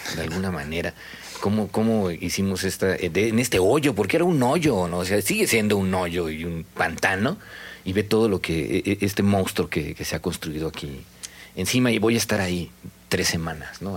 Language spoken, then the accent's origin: Spanish; Mexico City, Mexico; now in Mérida, Mexico; me fui cuando era el Distrito Federal y eso ya no existe, ¿no? Yo nací en el Distrito Federal, no en la CDMX.